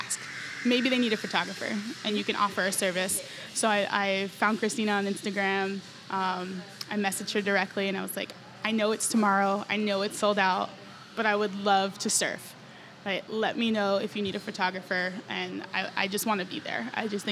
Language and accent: English; New York, United States; moved away as an adult; now in San Antonio, United States; I'm from New York